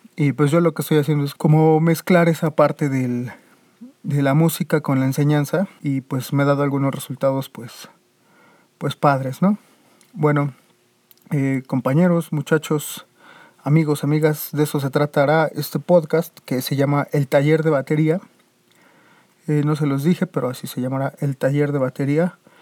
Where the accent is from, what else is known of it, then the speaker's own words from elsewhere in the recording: Mexico; México, que es de donde yo soy